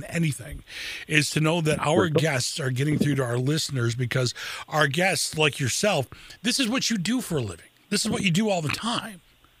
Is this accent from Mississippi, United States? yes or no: no; Lansing, Michigan, United States; especially in my hometown of Lansing. I've spent so much, over half my life, oddly enough, on the radio here in Lansing.